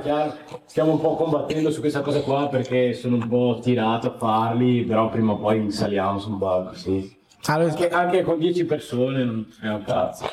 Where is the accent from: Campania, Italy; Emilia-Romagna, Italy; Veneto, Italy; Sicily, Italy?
Veneto, Italy; Padua; io sono di Padova, sono nato qua